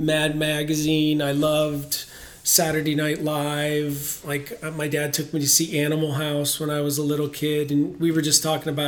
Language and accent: English; Canton, Ohio, United States; In Ohio, in Canton, Ohio